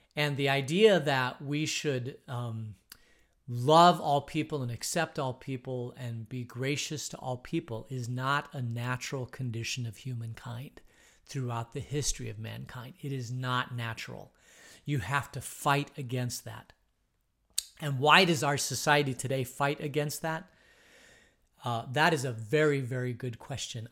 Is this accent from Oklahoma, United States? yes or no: no; Phoenix, Arizona, United States; I grew up in Phoenix.